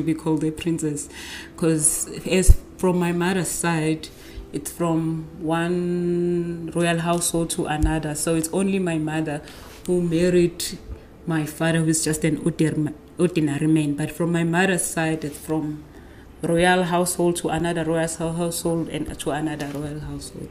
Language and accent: English; Nongoma, KwaZulu-Natal, South Africa; I grew up in the small town in KwaZulu Natal called Wanongoma